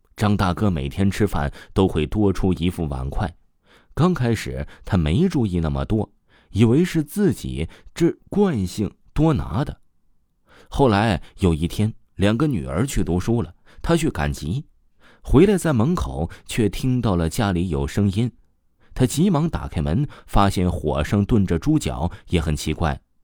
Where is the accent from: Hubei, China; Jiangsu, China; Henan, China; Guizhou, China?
Guizhou, China; 在我们贵州那里